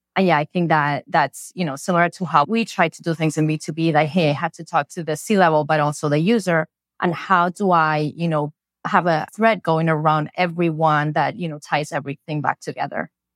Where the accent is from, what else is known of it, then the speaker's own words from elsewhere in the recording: Spain; English is a second language; moved away; I grew up in Spain